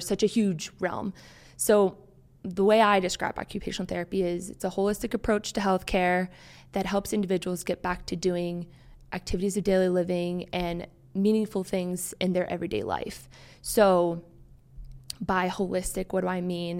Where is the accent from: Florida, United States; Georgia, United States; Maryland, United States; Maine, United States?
Maryland, United States; moved away as an adult; also born or lived in Harrisonburg, Virginia; I grew up in Maryland.